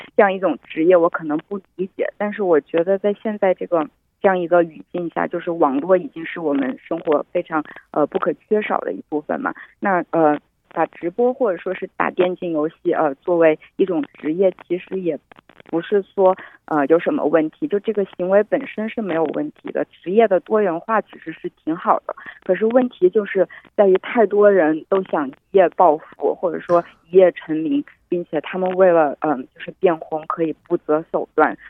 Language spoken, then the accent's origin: Chinese; Wuhan, Hubei, China; 在我的家乡武汉